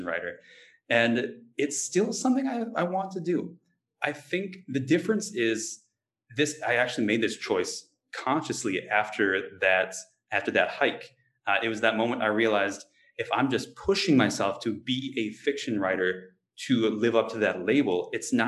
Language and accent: English; Wisconsin, United States; growing up in Wisconsin